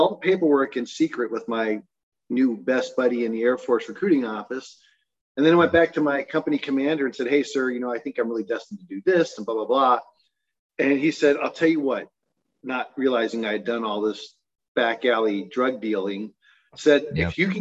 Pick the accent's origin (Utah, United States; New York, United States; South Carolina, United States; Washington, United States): Utah, United States; also born or lived in Newport Beach, California; I grew up in mostly in Utah. I went to high school here, but I was born and early raised down in Newport Beach, California. But Utah is really home